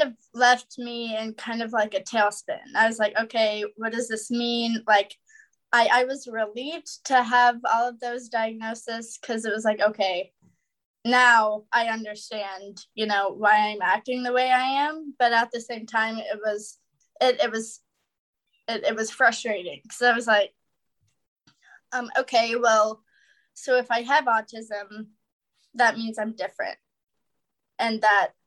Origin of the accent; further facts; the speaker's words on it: Wichita, Kansas, United States; I was born and raised in Wichita, Kansas